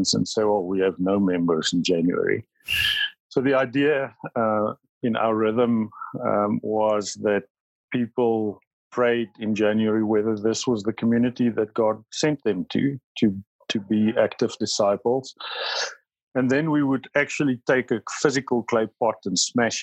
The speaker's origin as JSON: {"language": "English", "country": "South Africa", "first_language": "Afrikaans", "second_language": "English", "said": "My first language is Afrikaans, but it's only a small percentage of South Africans that speak Afrikaans"}